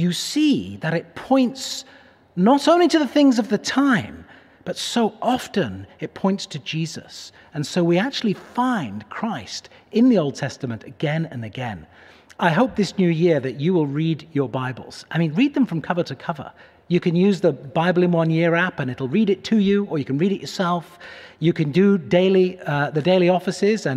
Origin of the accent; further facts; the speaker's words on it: Cheshire, North West England, United Kingdom; moved away as an adult; also born or lived in Manchester; now in Pittsburgh, United States; Cheshire, the county where I grew up